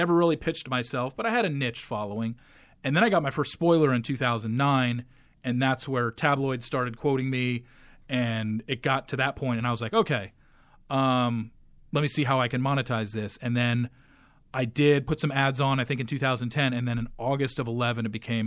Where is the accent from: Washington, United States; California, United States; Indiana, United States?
California, United States; Orange County; moved away as an adult; also born or lived in Los Angeles, United States; now in Dallas, United States; I grew up in Orange County.